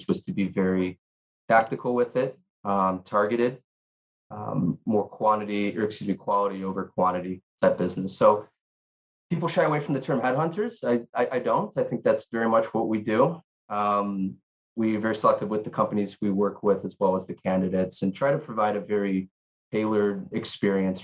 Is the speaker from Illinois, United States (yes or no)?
yes; Chicago, Illinois, United States; moved away as an adult; now in Honolulu, United States; born and raised in Chicago, Illinois, been out here for about 9 years